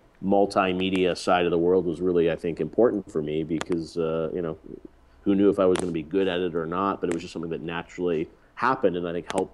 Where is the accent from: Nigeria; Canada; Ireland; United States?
Canada; moved away; growing up in Canada